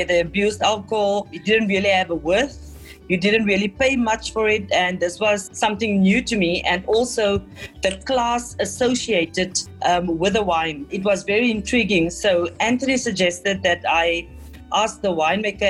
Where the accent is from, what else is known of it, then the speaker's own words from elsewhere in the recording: Tesselaarsdal, Western Cape, South Africa; also born or lived in Hemel en Aarde Valley; I am from Tessa Larsdell, which is a small village in the Overberg between the Hemel en Aarde and Caledon